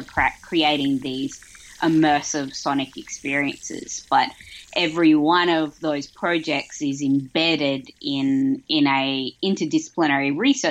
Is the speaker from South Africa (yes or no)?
no; Australia; I'm an Australian sound artist and researcher